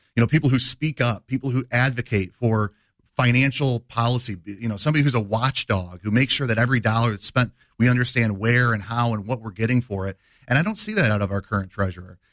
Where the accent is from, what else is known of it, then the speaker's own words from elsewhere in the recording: Dixon, Illinois, United States; born and raised in, uh, Dixon, Illinois.